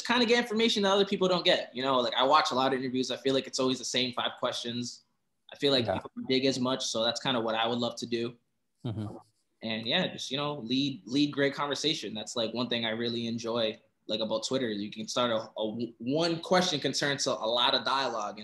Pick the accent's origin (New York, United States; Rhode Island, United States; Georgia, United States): Rhode Island, United States; Providence; I'm from Providence, Rhode Island